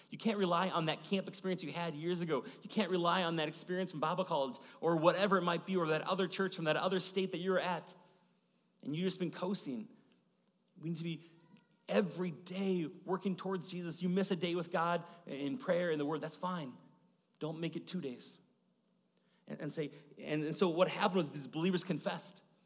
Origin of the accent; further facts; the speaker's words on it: Maple Grove, Minnesota, United States; I grew up in Maple Grove area